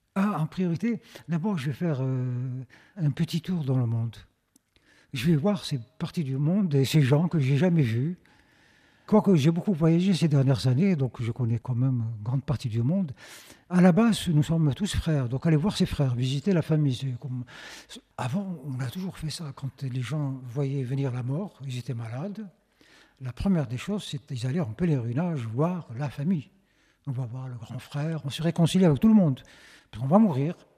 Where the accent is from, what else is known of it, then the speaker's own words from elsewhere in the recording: Algeria; chez nous en Algérie